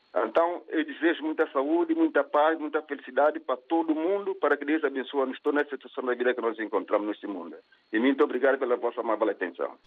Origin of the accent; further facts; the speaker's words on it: São Tomé & Príncipe; na minha terra, Santo Tomé Príncipe